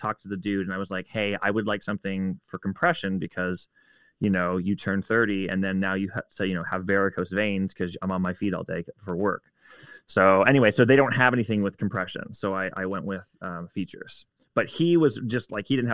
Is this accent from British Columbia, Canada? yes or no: no; Toronto, Ontario, Canada; moved away; I grew up in Toronto, Ontario